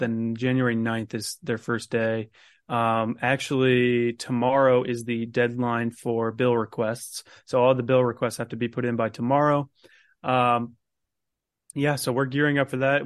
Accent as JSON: {"language": "English", "town": "Carmel", "region": "Indiana", "country": "United States", "said": "I'm actually from Carmel myself, so that's my mayor"}